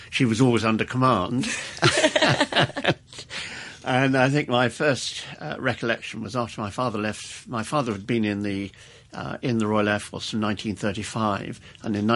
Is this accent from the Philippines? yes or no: no; Bangalore, Karnataka, India; born there; And I was born in Bangalore in 1943.